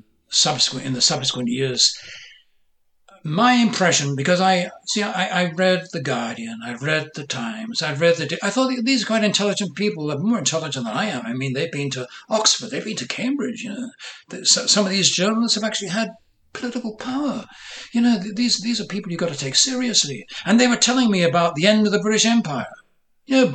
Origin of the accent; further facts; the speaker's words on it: Ireland; now in United States; I was born in Ireland. I was raised with narratives of the Irish Revolution